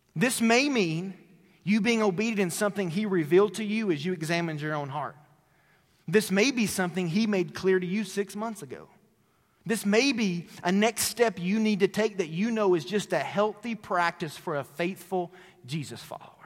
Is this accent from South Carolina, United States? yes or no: no; Tennessee, United States; moved away; my hometown in Tennessee